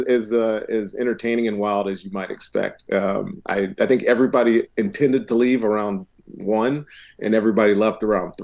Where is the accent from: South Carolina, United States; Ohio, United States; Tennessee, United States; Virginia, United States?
Virginia, United States; Roanoke; moved away; also born or lived in Charlottesville; my hometown in Roanoke.